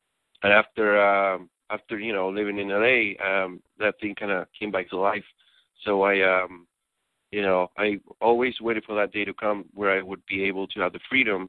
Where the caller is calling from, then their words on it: Athens, Georgia, United States; I am calling you from beautiful Athens, Georgia.